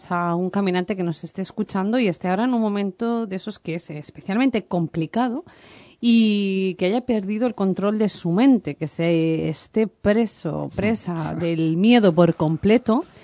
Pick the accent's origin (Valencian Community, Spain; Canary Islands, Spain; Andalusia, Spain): Valencian Community, Spain; Valencia; para los que somos de Valencia